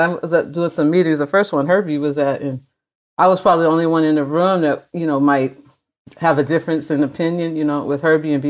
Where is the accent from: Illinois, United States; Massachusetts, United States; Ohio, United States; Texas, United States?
Massachusetts, United States; Medford; In Medford, Massachusetts.